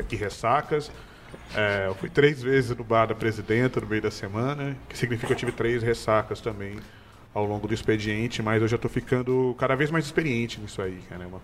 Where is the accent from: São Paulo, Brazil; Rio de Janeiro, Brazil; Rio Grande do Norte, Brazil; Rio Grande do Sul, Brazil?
Rio Grande do Sul, Brazil; Porto Alegre; Eu, eu vim de Porto Alegre, mas eu morei em vários lugares. Uh, tenho 32 anos